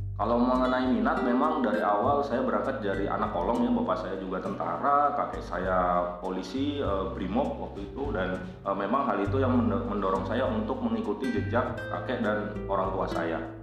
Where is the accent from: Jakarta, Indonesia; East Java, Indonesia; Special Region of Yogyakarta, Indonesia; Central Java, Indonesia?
Central Java, Indonesia; Purwokerto; moved away; asli asal saya dari Kabupaten Banyumas atau orang lebih dikenal dengan Kota Purwokerto